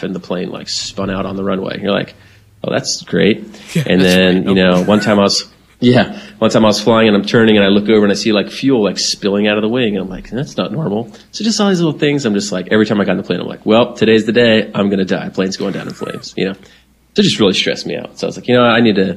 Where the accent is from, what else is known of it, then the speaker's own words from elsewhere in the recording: Florida, United States; I'm from Florida